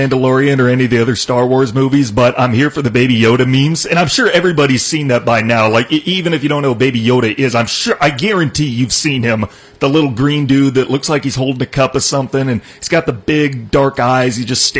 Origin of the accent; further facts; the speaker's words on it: Iowa, United States; moved away; Joe Biden's back in my home state. He's in Iowa